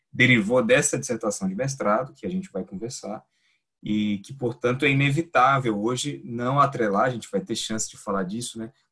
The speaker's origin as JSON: {"language": "Portuguese", "region": "Bahia", "country": "Brazil", "said": "eu sou da Bahia originalmente, eu fiz a minha graduação lá."}